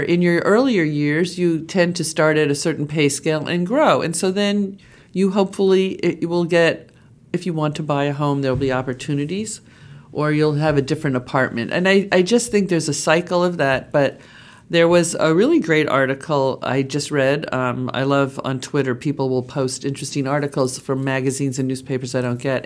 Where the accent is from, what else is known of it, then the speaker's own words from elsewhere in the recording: Long Island, New York, United States; moved away as an adult; also born or lived in Boston; I grew up in the suburbs of New York City out on Long Island